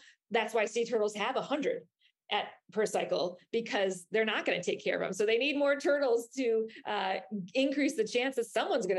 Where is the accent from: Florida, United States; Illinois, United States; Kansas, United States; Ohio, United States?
Florida, United States; if you're here with me in my home state of Florida, you might hear alligators making noise